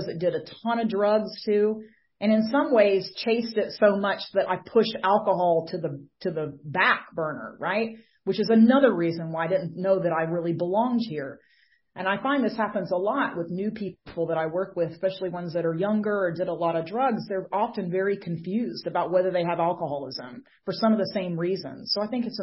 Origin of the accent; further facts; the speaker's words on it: Atlanta, Georgia, United States; I am from the Atlanta, Georgia area.